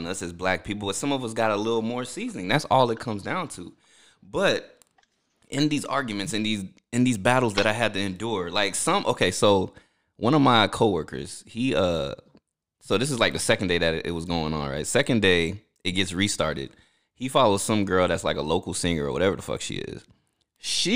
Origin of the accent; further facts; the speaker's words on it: New Jersey, United States; I was born in New Jersey. My culture is Haitian